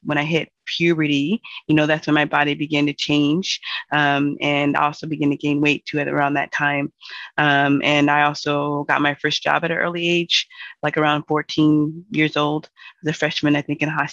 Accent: Seattle, Washington, United States; I'm from Seattle, and I grew up here.

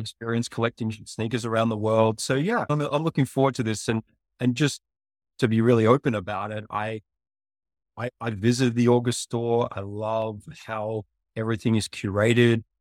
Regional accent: Australia; moved away as an adult; also born or lived in Africa / Asia; now in United States; I'm from a town of fifty people in Australia

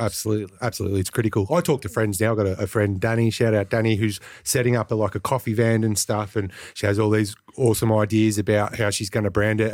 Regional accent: Greensborough, Victoria, Australia; I grew up in Greensboro as well

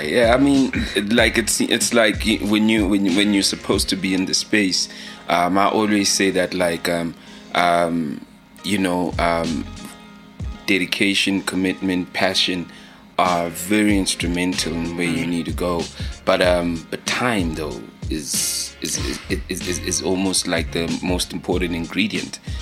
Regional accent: Leondale, Gauteng, South Africa; moved away; i'm from Leondale

